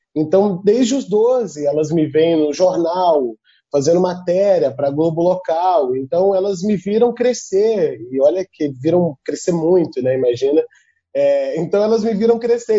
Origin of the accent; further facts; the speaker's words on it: Tocantins, Brazil; also born or lived in Trindade, Goiás; Eu, eu nasci em Trindade, eu, eu, mas eu me considero tocantinense. Eu digo que eu sou tão tocantinense que vim de Goiás, como o próprio estado.